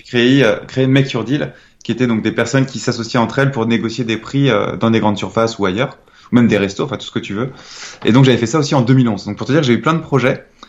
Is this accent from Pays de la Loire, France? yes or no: yes; Nantes, Pays de la Loire, France; je suis originaire de Nantes